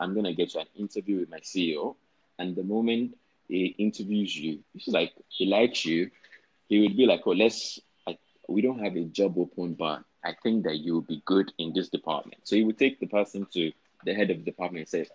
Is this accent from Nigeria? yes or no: yes; Nigeria; also born or lived in France; as a Nigerian